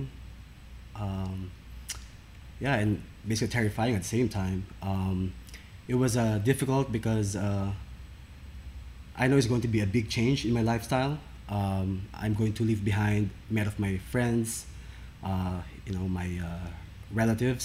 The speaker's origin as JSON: {"language": "English", "country": "Philippines", "tie": "born or raised there", "moved": "as an adult", "lives_now": "Cincinnati, United States", "said": "I actually was born and raised in the Philippines"}